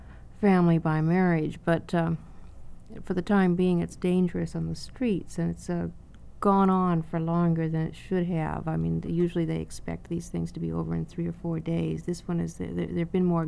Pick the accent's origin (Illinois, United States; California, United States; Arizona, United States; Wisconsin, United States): California, United States; I'm from California.